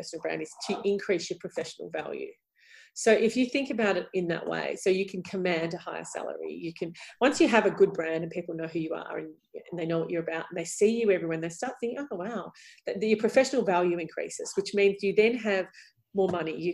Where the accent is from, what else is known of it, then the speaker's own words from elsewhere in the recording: Melbourne, Victoria, Australia; we're both from Melbourne